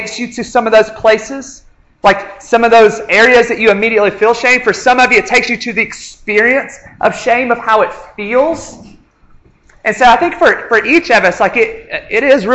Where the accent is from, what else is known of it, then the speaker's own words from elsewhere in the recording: a little town in North Alabama, United States; moved away as an adult; now in Montgomery, United States; I'm from a little town in North Alabama called Aniana